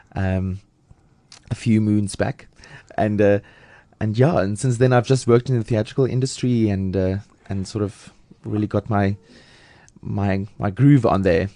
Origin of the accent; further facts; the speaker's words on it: Lady Grey, Eastern Cape, South Africa; moved away as an adult; also born or lived in Port Elizabeth / Pretoria; now in Johannesburg, South Africa; I'm from the Eastern Cape